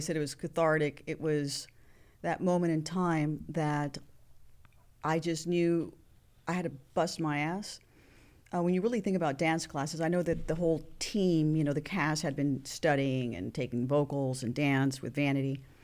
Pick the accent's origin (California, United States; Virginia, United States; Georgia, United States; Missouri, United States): California, United States; Los Angeles; also born or lived in Santa Monica, California / Venice, California / San Pedro, California; born and raised in Hollywood